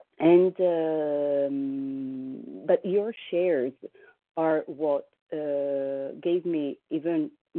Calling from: New York, United States; I'm calling from New York

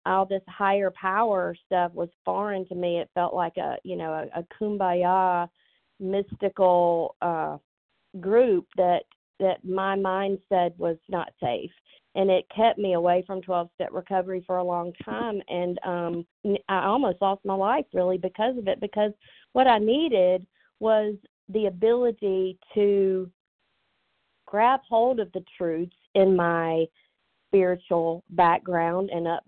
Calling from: Georgia, United States; I'm calling from Georgia.

